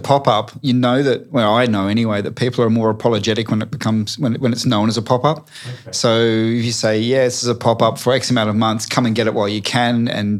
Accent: Collie, Western Australia, Australia; moved away; I come from a town called Collie, and Collie is predominantly coal mining and power stations.

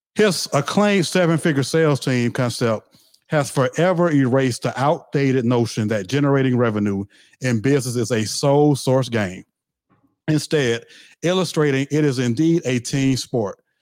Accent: the South, United States; I'm from the South, so I said the word crunk

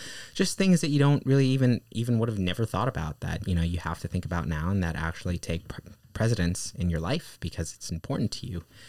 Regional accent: Manhattan, New York, United States; I grew up in Manhattan, more specifically on the Upper West Side.

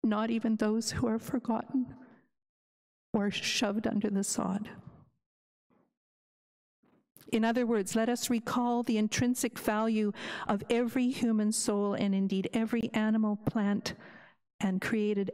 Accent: Canada; as a Kalunak, as a English Canadian

